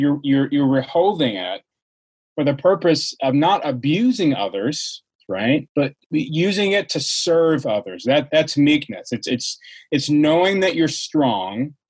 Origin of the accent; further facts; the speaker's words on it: Georgia, United States; I grew up in Georgia